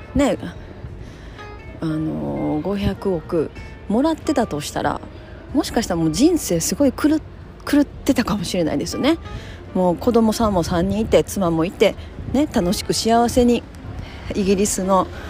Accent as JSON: {"language": "Japanese", "region": "Kansai", "country": "Japan", "said": "私は関西ですけど"}